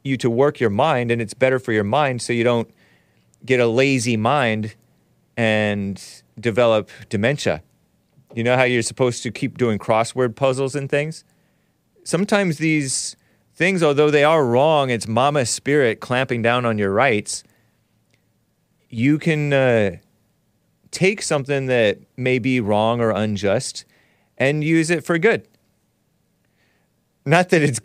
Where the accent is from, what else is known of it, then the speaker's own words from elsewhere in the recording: San Gabriel Valley, California, United States; I'm from San Gabriel Valley, too.